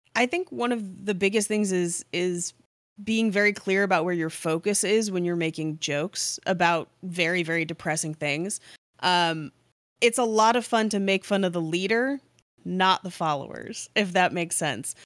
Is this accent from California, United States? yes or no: yes; Bay Area, California, United States; I grew up in the Bay Area